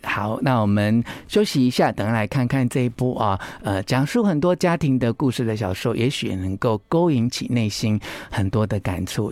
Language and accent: Chinese; Taiwan; 我们台湾人